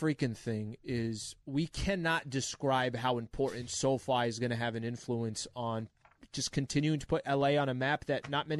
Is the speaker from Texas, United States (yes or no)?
no; San Diego, California, United States; I'm born and raised in San Diego.